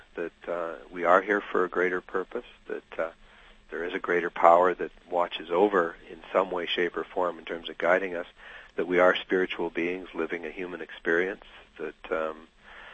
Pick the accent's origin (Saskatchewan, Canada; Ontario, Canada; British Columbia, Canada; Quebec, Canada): Saskatchewan, Canada; North Battleford; now in Calgary, Canada; I thought I should just throw some money back at the United Way in North Battleford